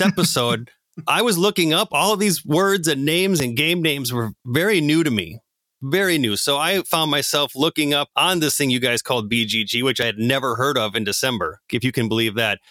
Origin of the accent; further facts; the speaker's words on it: Minneapolis–Saint Paul, Minnesota, United States; I am from the Twin Cities, much like Mark and Jake